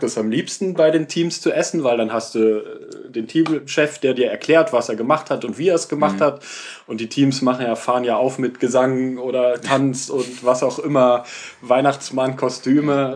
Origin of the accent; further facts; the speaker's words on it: Germany; als Deutscher